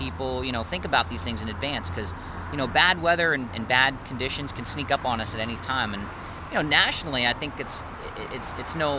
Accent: Worcester, Massachusetts, United States; Which is where I live now. Which is where I grew up. Born and raised in District 1

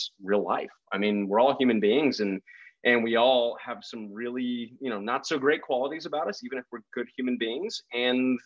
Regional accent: Texas, United States; also born or lived in Lubbock, Texas; I was born in Texas myself. I grew up in, you know, various parts of Texas, but I was born in Lubbock, Texas

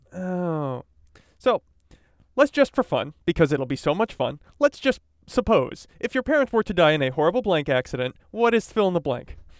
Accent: East Coast, United States; now in California, United States; I grew up on the East Coast

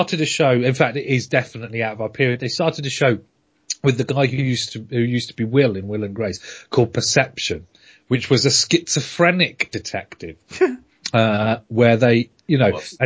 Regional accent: United Kingdom; I'm British

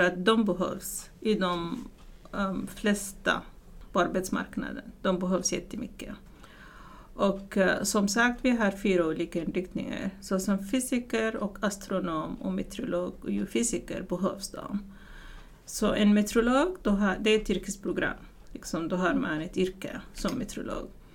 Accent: Sudan; Swedish is a second language; moved away as an adult; now in Sweden; jag kommer inte från Sverige i början, utan jag kommer från Sudan som ligger i Afrika

